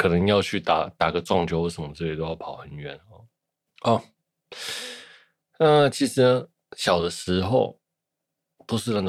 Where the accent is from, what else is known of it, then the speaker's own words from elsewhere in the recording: Shuilin, Yunlin County, Taiwan; 就是我小时候在乡下都没有人嘛，那我就常常去打电动，因为我乡下在云林的云林县水林乡海埔村，那海埔村呢叫做海埔寮